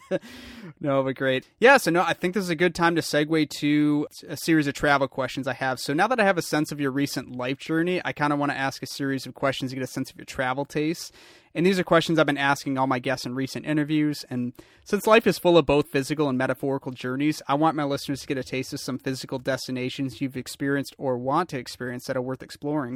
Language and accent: English; Lansing, Michigan, United States; being a, a Michigander myself, I grew up in Lansing